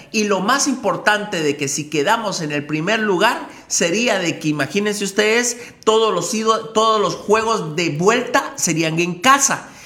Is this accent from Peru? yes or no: no; Mixco, Guatemala Department, Guatemala; nuestro municipio